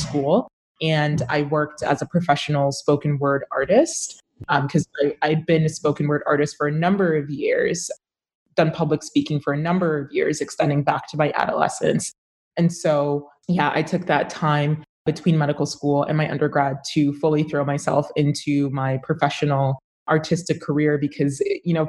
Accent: Brampton, Ontario, Canada; also born or lived in Ottawa; I was born in Ottawa, and I was raised in Brampton, Ontario

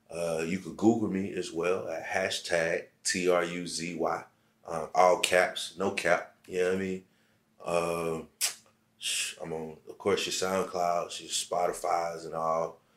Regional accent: Central Savannah River Area, United States; For like my um, Central Savannah River area, CSRA, Aiken, South Carolina, Augusta, Georgia, and all mm-hmm. those surrounding like cities.

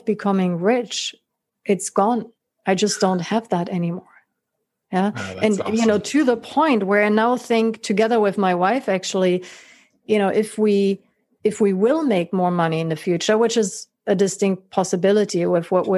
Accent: Germany; the very affluent neighborhood in which I grew up in Germany

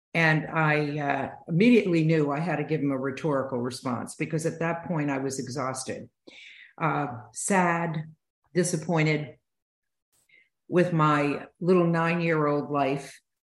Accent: Utica, New York, United States; I grew up in East Utica and upstate New York

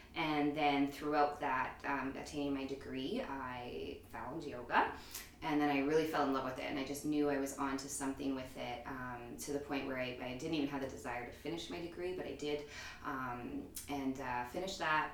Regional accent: Edmonton, Alberta, Canada; also born or lived in Toronto; born and raised in Edmonton.

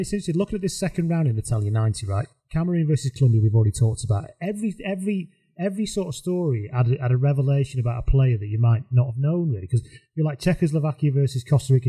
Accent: Lancashire, North West England, United Kingdom; I'm from Lancashire, so I went to Blackpool with my family

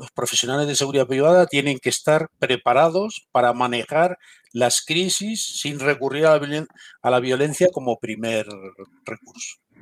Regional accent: Galicia, Spain; now in Madrid, Spain; soy gallego de nacimiento

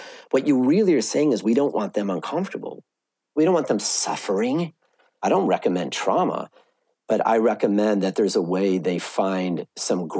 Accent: Evanston, Illinois, United States; I grew up in Evanston.

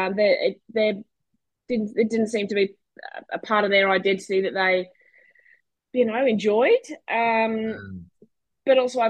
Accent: Brisbane, Queensland, Australia; also born or lived in Perth; So I was born in Brisbane. Lived there almost my entire life, except for a couple of short stints

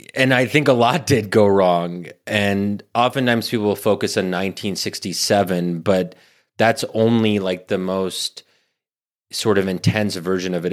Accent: United States; also born or lived in Middle East; I'm born and raised in America

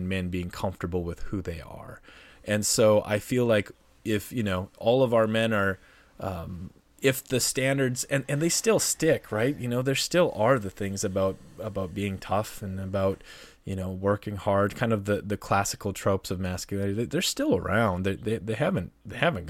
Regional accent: North Dakota, United States; my home state, North Dakota

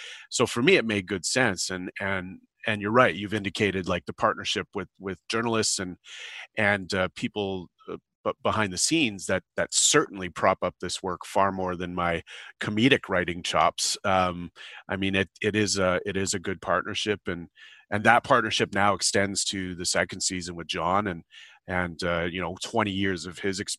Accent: Thunder Bay, Ontario, Canada; And because that's home, for me, and I grew up around Thunder Bay.

